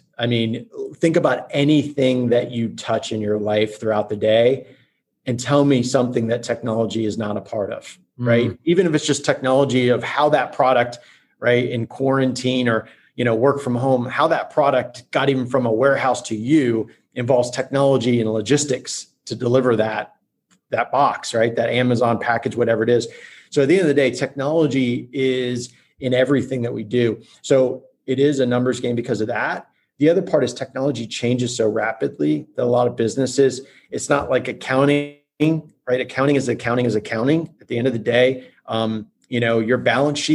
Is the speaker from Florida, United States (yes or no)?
yes; Orlando, Florida, United States; I grew up in Orlando. I'm homegrown